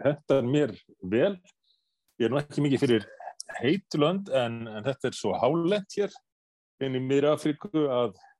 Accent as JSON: {"language": "Icelandic", "country": "Iceland", "said": "við erum einfalla Íslendingar"}